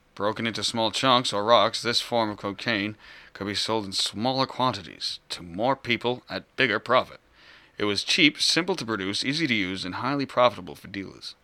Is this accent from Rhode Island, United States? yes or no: yes; Rhode Island, United States; I was born raised Rhode Island. I left like twice